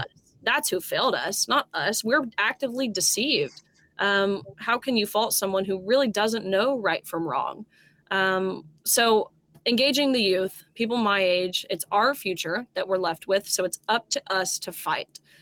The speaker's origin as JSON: {"language": "English", "region": "Tennessee", "country": "United States", "said": "I'm a Tennessean, I'm from Tennessee"}